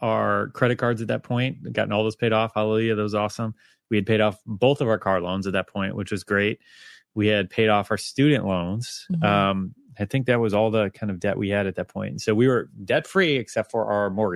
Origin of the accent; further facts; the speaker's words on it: United States; I'm an American.